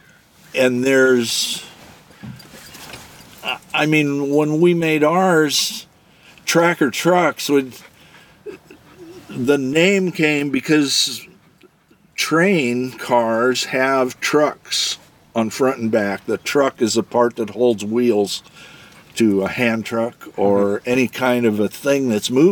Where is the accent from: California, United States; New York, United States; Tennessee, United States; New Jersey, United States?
California, United States; Alhambra; moved away as an adult; also born or lived in San Diego; I grew up in Alhambra, San Gabriel Valley.